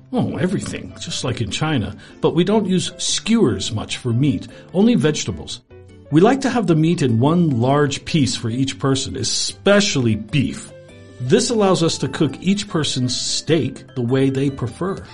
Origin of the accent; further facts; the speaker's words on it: Canada; I'm Canadian